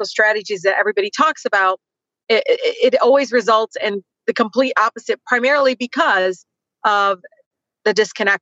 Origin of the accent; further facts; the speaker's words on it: Detroit, Michigan, United States; growing up in Detroit